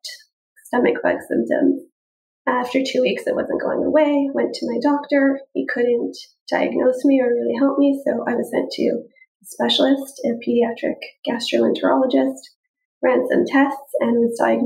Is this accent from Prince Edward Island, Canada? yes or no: no; Toronto, Ontario, Canada; I'm from Toronto, Canada.